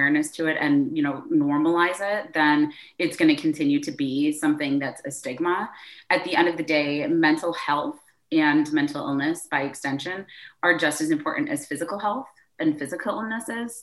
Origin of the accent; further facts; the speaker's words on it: Michigan, United States; moved away as an adult; also born or lived in Chicago; now in Chattanooga, United States; I am originally from Michigan